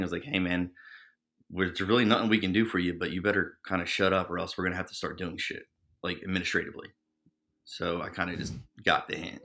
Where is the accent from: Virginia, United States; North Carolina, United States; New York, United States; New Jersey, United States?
New Jersey, United States; Trenton; born and raised in New Jersey, um, you know, Trenton